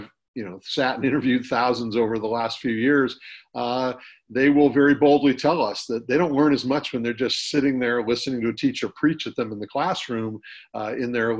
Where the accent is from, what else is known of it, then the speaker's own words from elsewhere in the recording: Northern California, United States; also born or lived in San Diego; I grew up in Northern California.